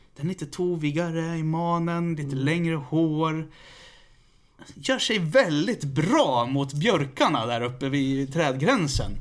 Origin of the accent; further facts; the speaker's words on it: Västerås, Västmanland, Sweden; Jag är ju från Västerås